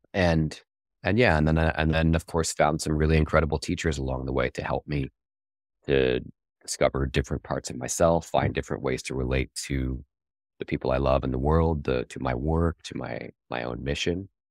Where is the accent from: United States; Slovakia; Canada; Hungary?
Canada; I'm, I'm Canadian